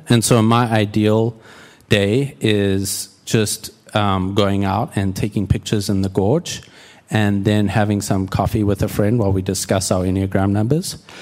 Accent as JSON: {"language": "English", "country": "South Africa", "tie": "born or raised there", "also_born_or_lived": "Houston / Red Bluff, California", "moved": "as an adult", "lives_now": "United States", "said": "I'm South African and, uh, grew up there, moved to the States in twenty thirteen"}